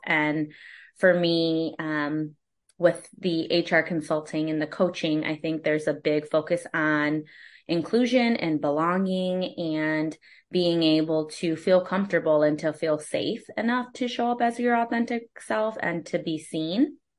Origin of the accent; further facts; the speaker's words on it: Holland, Michigan, United States; also born or lived in Kalamazoo, Michigan / Austin, Texas; now in Grand Rapids, United States; I am from Holland, Michigan originally, which is West Michigan, and I was born and raised there